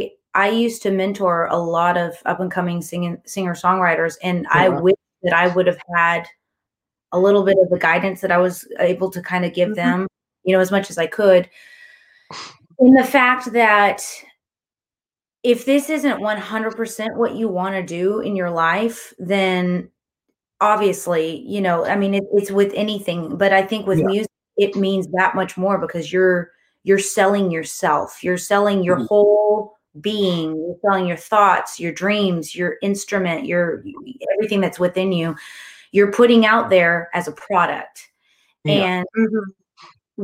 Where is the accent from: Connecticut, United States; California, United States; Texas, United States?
Texas, United States; I've lived in Texas. I was born in Texas, you know, that this is my home